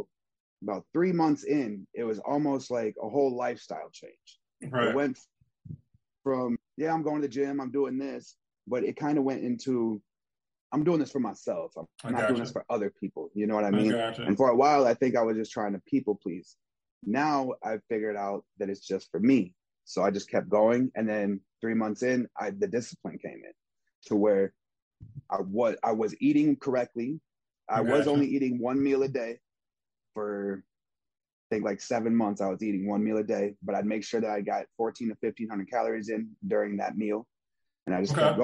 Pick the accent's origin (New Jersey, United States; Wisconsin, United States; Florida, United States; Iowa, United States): Wisconsin, United States; Beloit; I'm from Beloit, Wisconsin, a small town. A lot of stuff goes on there, though. I had a lot of violence when I was a kid that happened.